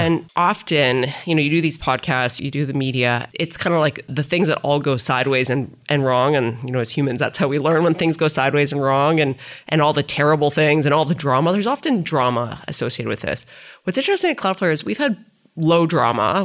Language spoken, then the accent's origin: English; Saskatchewan, Canada; moved away; also born or lived in Toronto; I grew up in Saskatchewan.